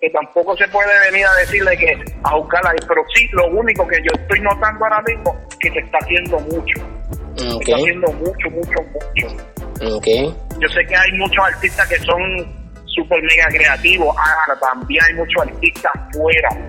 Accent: Puerto Rico; nosotros los boricuas

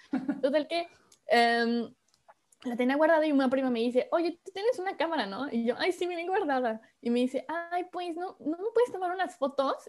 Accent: Córdoba, Veracruz, Mexico; moved away as an adult; now in Paris, France; soy de México, de Córdoba, Veracruz para ser exacto

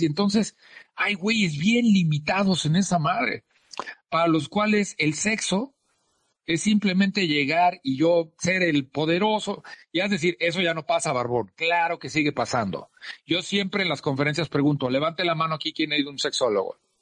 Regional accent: Mexico; como latinos y mexicanos

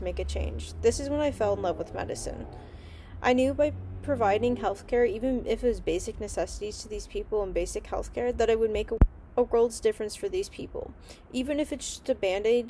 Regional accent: Pasadena, California, United States; also born or lived in Eagle, Idaho; now in San Diego, United States; I was born in Pasadena, California, and grew up there for most of my life

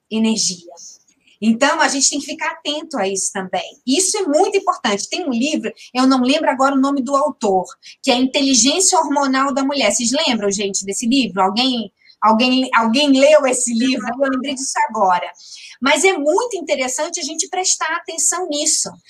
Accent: Amazonas, Brazil; porque eu tenho a perna dessa, um mocotozão, sou amazonense, bem típica

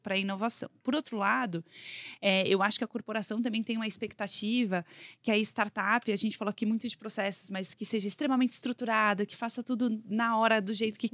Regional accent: São Paulo, Brazil; accent: paulistinha; also born or lived in Minas Gerais; cresci em São Paulo, então eu tenho mais, sou bem mais paulistinha mesmo.

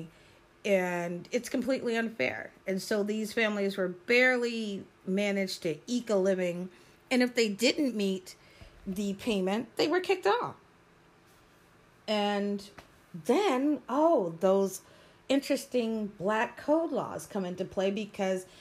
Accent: United States; I'm an American. I am an American of African descent, but I am an American, true and blue

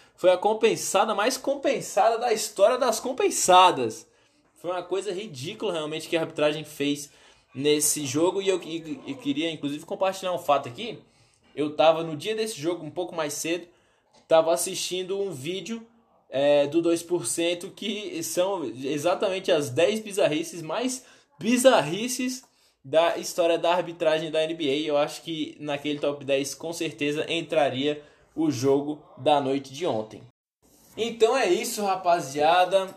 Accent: Brazil; eu sou brasileiro

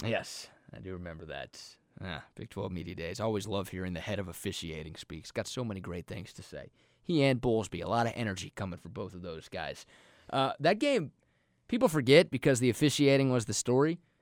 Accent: Dallas–Fort Worth Metroplex, Texas, United States; I grew up in the Metroplex.

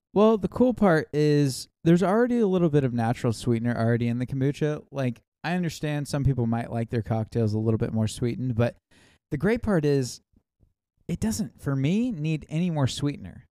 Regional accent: Kentucky, United States; we're from Kentucky

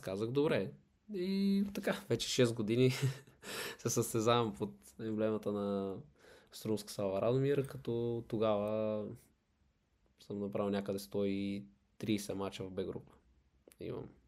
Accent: Sofia, Sofia City, Bulgaria; also born or lived in Silistra; израснал съм в София

